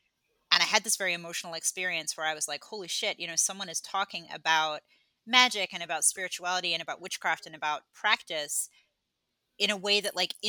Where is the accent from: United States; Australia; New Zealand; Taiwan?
Australia; moved away as an adult; also born or lived in England; I was born in England, but then I moved when I was 10 and then I grew up in Australia and then I've been here for 11 years.